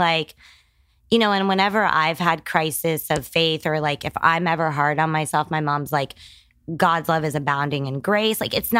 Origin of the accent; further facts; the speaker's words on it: San Antonio, Texas, United States; born there; Well, I was born in San Antonio, Texas, but we moved all the time.